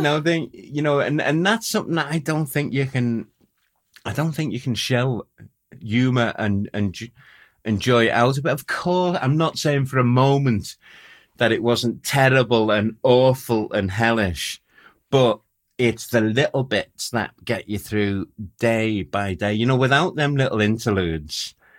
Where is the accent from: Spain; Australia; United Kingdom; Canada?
United Kingdom; Liverpool, North West England; Oh, Liverpool.